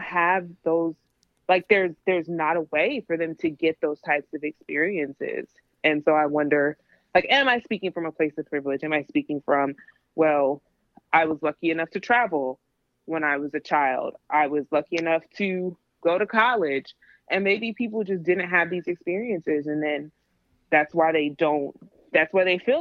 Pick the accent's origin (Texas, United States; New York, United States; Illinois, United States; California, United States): New York, United States; New York City; I'm from the Bronx